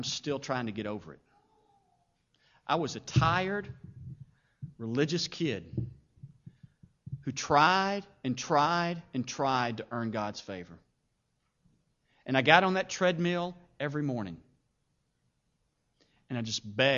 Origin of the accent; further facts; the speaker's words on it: Paducah, Kentucky, United States; I grew up in Paducah.